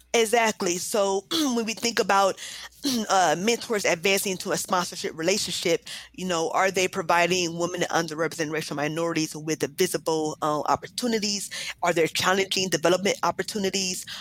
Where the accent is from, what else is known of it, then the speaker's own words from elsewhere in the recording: Columbus, Ohio, United States; also born or lived in New Jersey / Akron, Ohio; I was born um, and raised actually well, in Columbus.